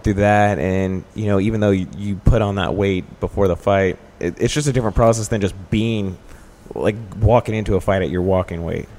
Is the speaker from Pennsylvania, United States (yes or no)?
no; Dallas, Texas, United States; now in Chicago, United States; I'm from Dallas